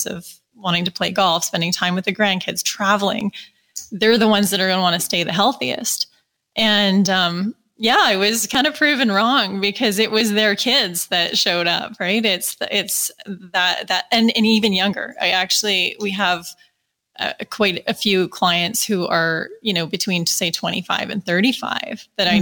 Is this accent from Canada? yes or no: yes; Calgary, Alberta, Canada; I'm from Calgary